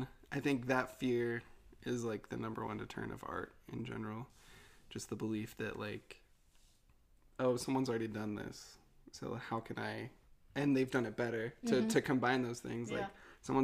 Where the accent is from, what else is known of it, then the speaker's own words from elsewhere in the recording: Utah, United States; I grew up in Utah in a very religious household